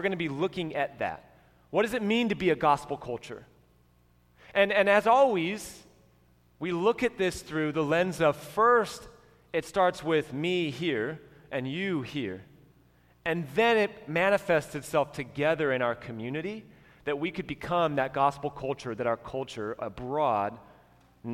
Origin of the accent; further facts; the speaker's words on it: United States; as American Christians